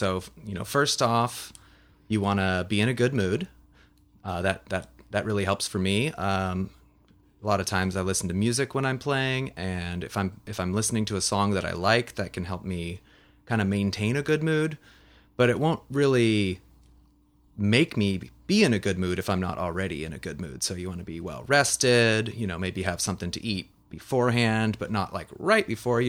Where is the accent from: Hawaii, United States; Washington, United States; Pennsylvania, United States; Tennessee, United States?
Washington, United States; Kenmore; I am a Seattle native. I'm from Kenmore by the lake.